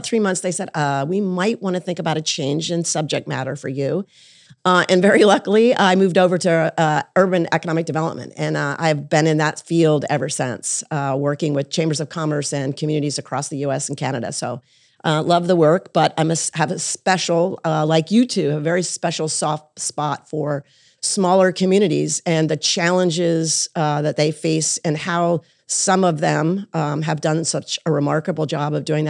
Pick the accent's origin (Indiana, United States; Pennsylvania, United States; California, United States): Pennsylvania, United States; Williamsport; I am originally from Williamsport, Pennsylvania. We are known solely as the location of the Little League World Series every year. Community of about 30,000 people.